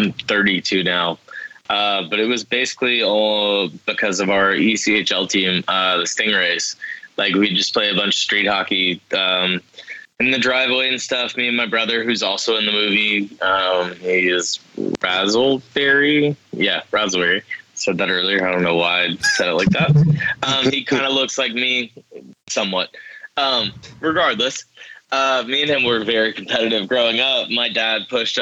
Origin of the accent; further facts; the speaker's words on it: Charleston, South Carolina, United States; growing up in Charleston